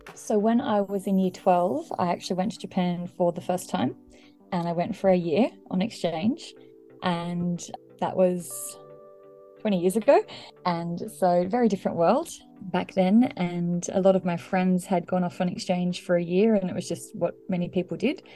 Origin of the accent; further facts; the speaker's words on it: Australia; I was born and raised in Australia from a completely monolingual, monocultural Anglo family